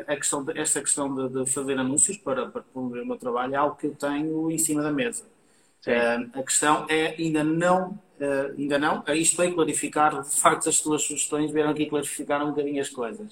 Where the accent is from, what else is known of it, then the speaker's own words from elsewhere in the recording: Portugal; Aqui em Portugal